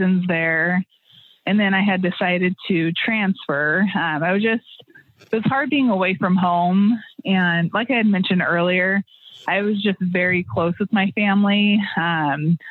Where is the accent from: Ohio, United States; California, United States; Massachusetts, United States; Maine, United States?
California, United States; Bakersfield; moved away as an adult; also born or lived in Colorado; so I grew up in Bakersfield. I was born and raised there